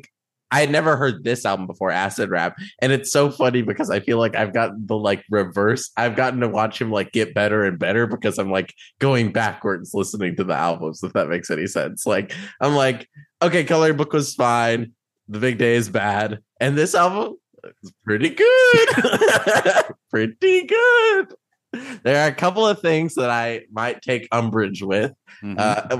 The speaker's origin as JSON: {"language": "English", "region": "Illinois", "country": "United States", "tie": "born or raised there", "said": "I grew up in Illinois too"}